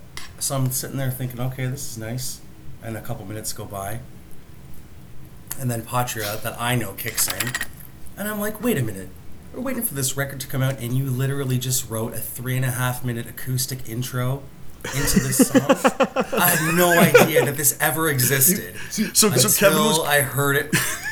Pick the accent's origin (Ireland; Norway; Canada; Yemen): Ireland; That's true. Although we're both Irish.